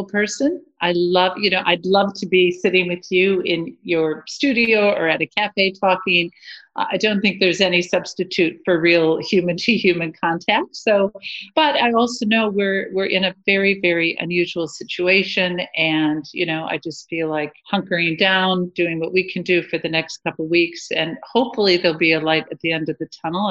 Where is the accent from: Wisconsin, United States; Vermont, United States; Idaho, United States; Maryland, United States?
Wisconsin, United States; Beaver Dam; moved away as an adult; also born or lived in Madison, Wisconsin; now in Australia; I'm from Beaver Dam, Wisconsin